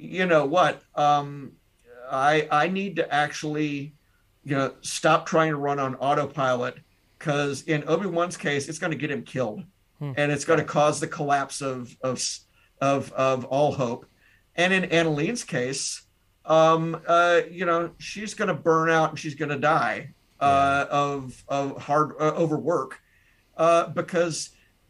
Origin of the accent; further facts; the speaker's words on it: Tennessee, United States; now in Wisconsin, United States; I'm not originally from Wisconsin, I'm from Tennessee.